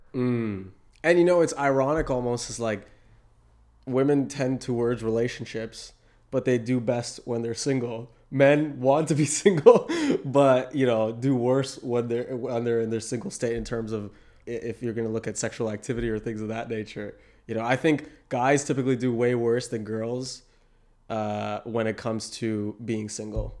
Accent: Toronto, Ontario, Canada; I come from Toronto

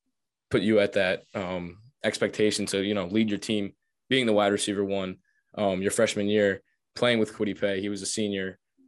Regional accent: Johnston, Rhode Island, United States; growing up in Johnston, in Rhode Island, like you said, I know there's not a lot of us that get out there

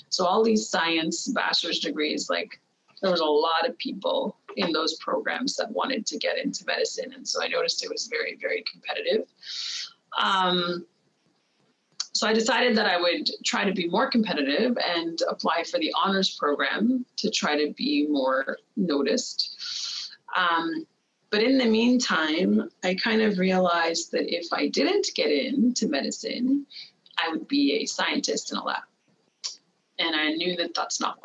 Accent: Montreal, Quebec, Canada; I'm from Quebec originally, and I'm from Montreal

